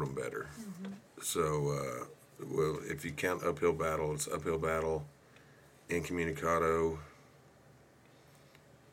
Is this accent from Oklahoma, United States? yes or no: yes; Hobart, Oklahoma, United States; in Hobart, when I was a kid